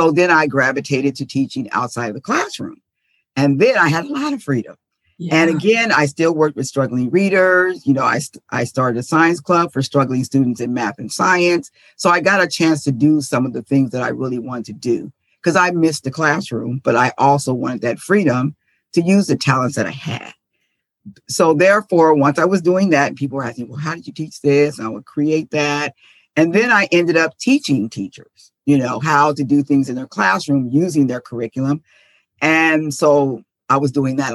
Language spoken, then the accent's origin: English; San Diego, California, United States; moved away as an adult; now in Dallas, United States; I'm originally from San Diego. That's where I taught. And then I moved to Texas because I like adventure. So that's where I am now, in Dallas, Texas.